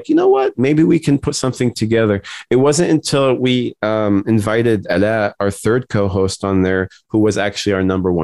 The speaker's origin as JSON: {"language": "English", "country": "United States", "said": "our experiences as Arab American"}